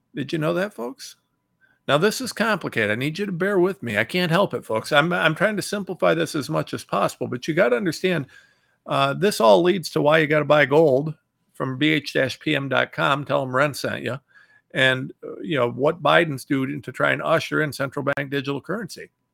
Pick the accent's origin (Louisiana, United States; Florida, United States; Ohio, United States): Ohio, United States; I'm from Ohio